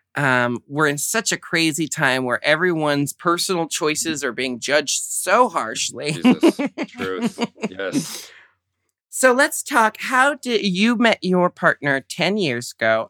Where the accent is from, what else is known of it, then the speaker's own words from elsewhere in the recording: United States; growing up in America